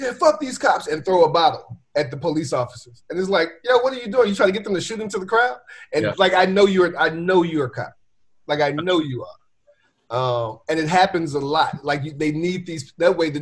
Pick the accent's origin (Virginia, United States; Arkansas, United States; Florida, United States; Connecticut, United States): Virginia, United States; moved away; I'm from Virginia